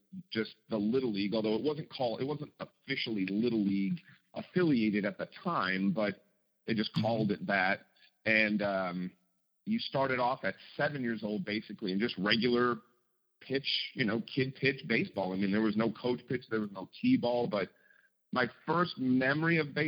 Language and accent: English; Chicago, Illinois, United States; I was born and raised on the south side of Chicago